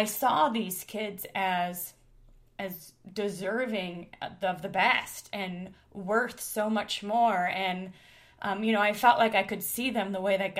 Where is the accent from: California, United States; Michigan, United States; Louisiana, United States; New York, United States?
Michigan, United States; Detroit; I grew up in the Detroit area